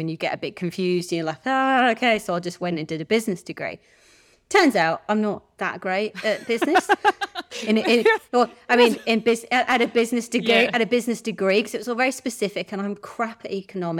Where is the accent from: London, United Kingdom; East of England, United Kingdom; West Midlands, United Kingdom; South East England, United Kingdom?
South East England, United Kingdom; Oxford; moved away as an adult; also born or lived in Swansea, Wales; now in Perth, Australia; I'm from Oxford.